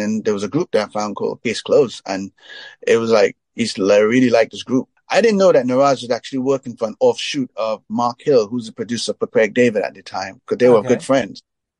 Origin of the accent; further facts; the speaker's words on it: Trinidad & Tobago; I come from Trinidad.